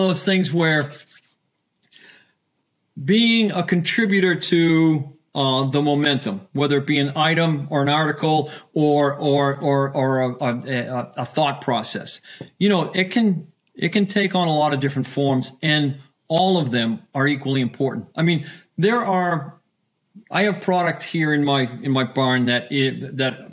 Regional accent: Boston, Massachusetts, United States; I'm from Boston. We have working family

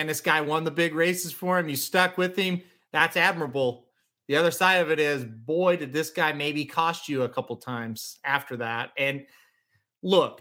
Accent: Midwest, United States; I'm from the Midwest

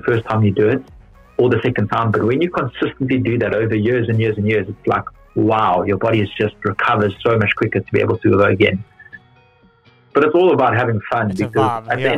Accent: Johannesburg, Gauteng, South Africa; accent: South African; moved away as an adult; now in London, United Kingdom; I've still got a very strong South African accent

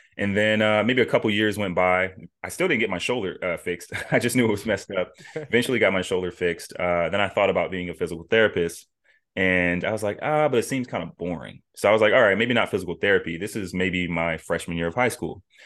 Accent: Las Vegas, Nevada, United States; moved away; born and raised in Las Vegas, Nevada

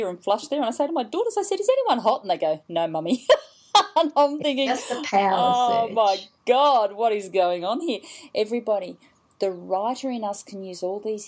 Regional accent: Goulburn, New South Wales, Australia; I'm from Goulburn

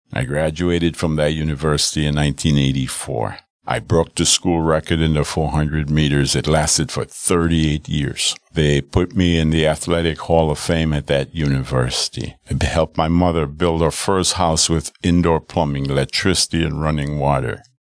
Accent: Arima, Trinidad & Tobago; now in Milwaukee, United States; my hometown of Arima, Trinidad

